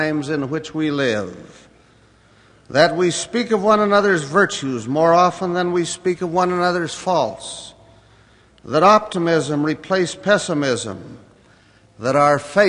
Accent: United States; my own native land, America

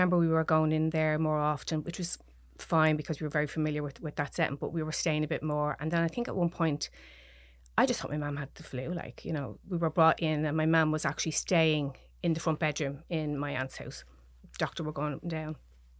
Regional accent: Dublin, Leinster, Ireland; I am. I'm from Dublin, yeah. I've been living in Beaumont now, where I'm originally from, actually.

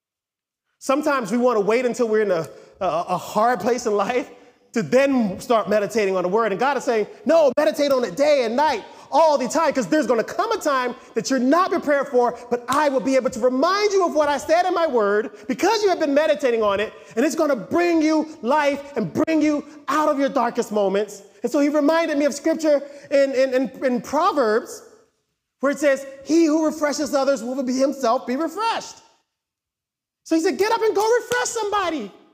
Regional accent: United States; we're American

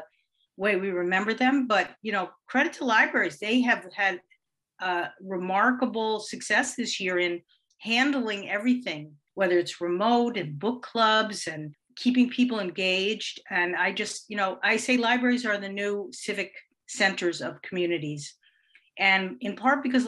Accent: Yonkers, New York, United States; also born or lived in White Plains; I grew up here in Yonkers

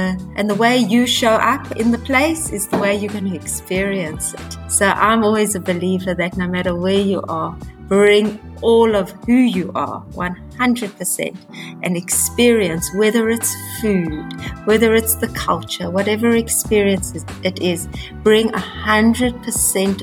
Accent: South Africa; also born or lived in Hong Kong; now in Israel; I'm originally from South Africa. I grew up in South Africa. I've been living in Israel for many, many years

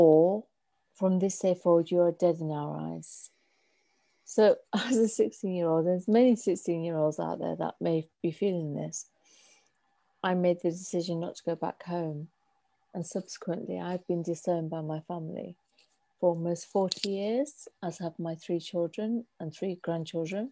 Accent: Derby, East Midlands, United Kingdom; we went to school in Derby. My hometown is Derby.

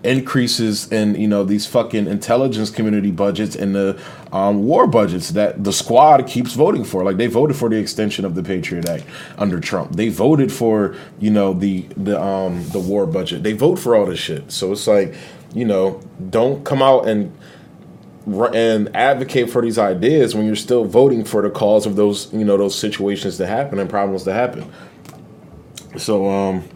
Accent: Delaware, United States; I'm somebody from Delaware

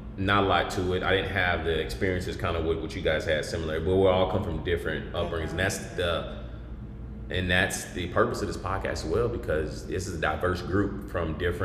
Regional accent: Tulsa, Oklahoma, United States; now in Texas, United States; Tulsa, Oklahoma, here, baby.

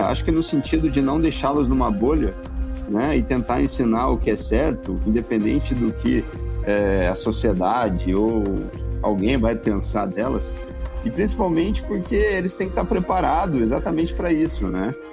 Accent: Cruzeiro, São Paulo, Brazil; moved away as an adult; now in Brasília, Brazil; eu sou da Grande Cruzeiro, que é interior de São Paulo

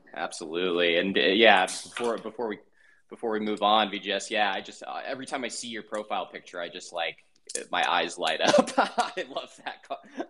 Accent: Denver, Colorado, United States; I'm actually from Denver. That's my hometown.

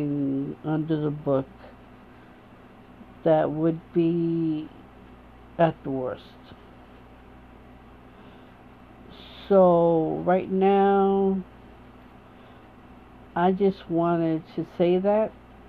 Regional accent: United States; I am an American woman

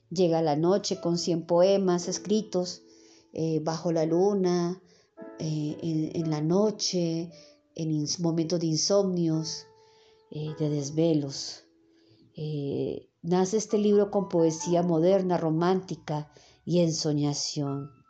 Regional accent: Bogotá, Colombia; born there; nací en Bogotá, Colombia, un 14 de septiembre de 1976, a eso de las 10 de la noche.

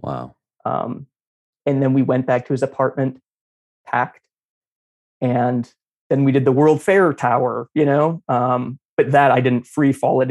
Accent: Kentucky, United States; moved away as an adult; I'm from Kentucky.

